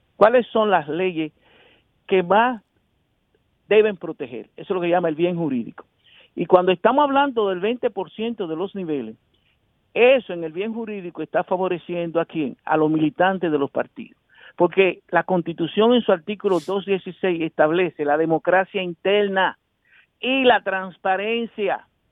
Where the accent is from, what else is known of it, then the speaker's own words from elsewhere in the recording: Santo Domingo, Distrito Nacional, Dominican Republic; yo soy un sociólogo que nací en Villajuana